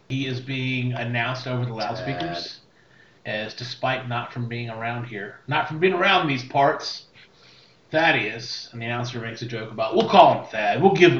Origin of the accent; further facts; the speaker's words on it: Connecticut, United States; I did. I'm from Connecticut.